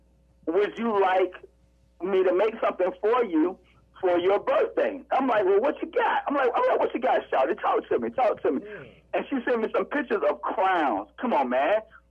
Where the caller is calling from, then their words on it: Atlanta, Georgia, United States; Well, right now I'm in ATL, man, Hot Atlanta.